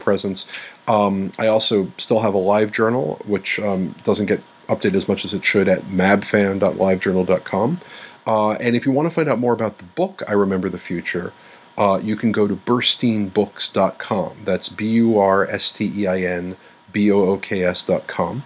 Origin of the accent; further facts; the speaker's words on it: New York City, New York, United States; I grew up in New York City. I'm originally right. a New Yorker